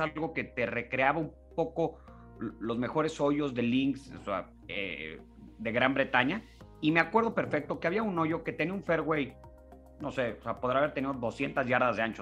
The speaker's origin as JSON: {"language": "Spanish", "country": "Mexico", "said": "nosotros como, como mexicanos"}